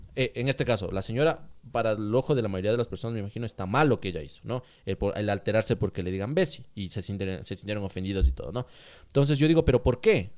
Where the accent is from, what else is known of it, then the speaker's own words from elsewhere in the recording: Ambato, Tungurahua, Ecuador; Somos ambateños ecuatorianos